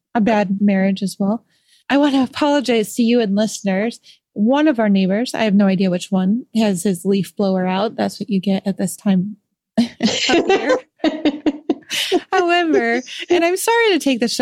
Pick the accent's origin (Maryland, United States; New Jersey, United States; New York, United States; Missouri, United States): New York, United States; Rochester; moved away; I'm from Western New York myself. I'm from Rochester